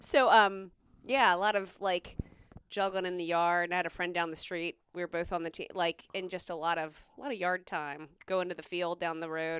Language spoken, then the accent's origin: English; South Carolina, United States; I grew up in South Carolina.